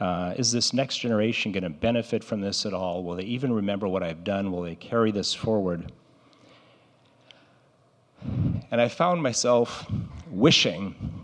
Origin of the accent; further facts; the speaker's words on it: Brazil; Most of you know I grew up in Brazil, where my parents were missionaries